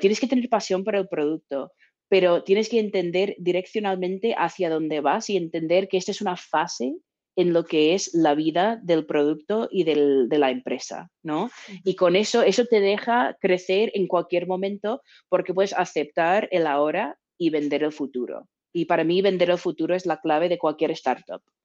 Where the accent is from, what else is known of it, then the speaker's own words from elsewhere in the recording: Texas, United States; now in San Francisco, United States; yo soy de Texas